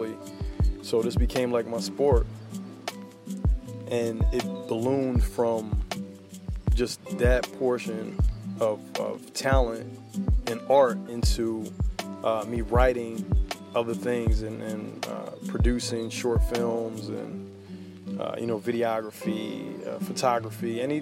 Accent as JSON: {"language": "English", "town": "Philadelphia", "region": "Pennsylvania", "country": "United States", "said": "I'm from North Philly. I rep Philly all day long"}